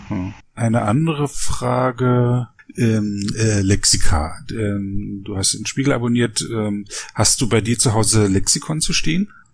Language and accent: German; Frankfurt, Brandenburg, Germany; now in Berlin, Germany; ich bin nicht aus Berlin, ich bin in Frankfurt Oder aufgewachsen